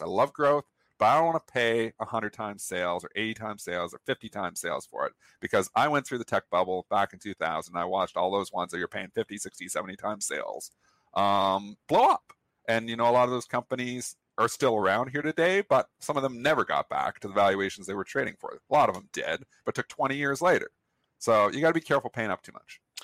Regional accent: Canada; I'm Canadian

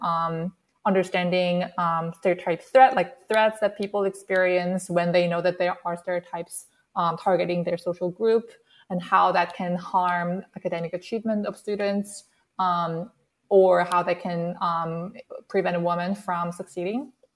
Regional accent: South Korea; English is a second language; moved away as an adult; now in United States; I actually grew up in South Korea and I moved to the States when I started my college.

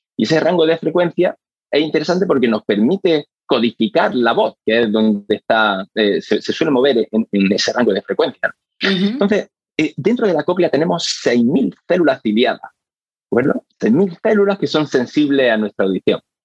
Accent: Granada, Andalusia, Spain; moved away as an adult; now in Australia; volver a mi ciudad natal, a Granada

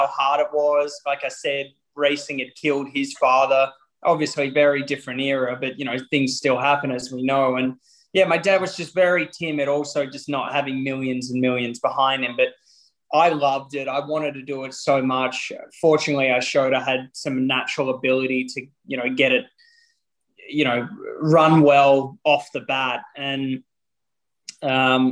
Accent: Melbourne, Victoria, Australia; my hometown of Melbourne

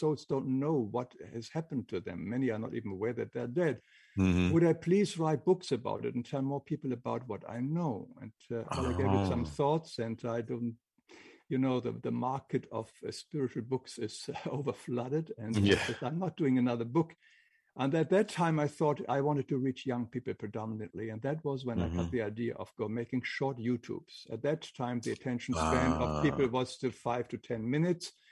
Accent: Northern Germany, Germany; English is a second language; moved away; I grew up in Germany, in northern Germany

